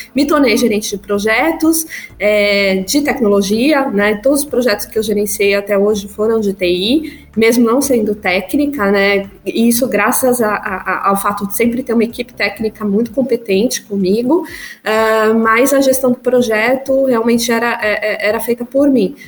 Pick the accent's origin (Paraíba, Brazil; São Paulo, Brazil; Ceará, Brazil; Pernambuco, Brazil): São Paulo, Brazil; also born or lived in Marília; eu nasci em Marília, interior de São Paulo.